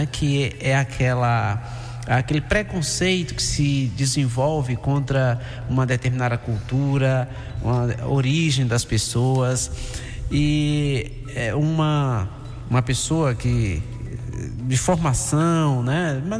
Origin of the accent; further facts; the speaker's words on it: Brazil; somos brasileiros, temos os mesmos direitos e essa é a grande virtude da democracia.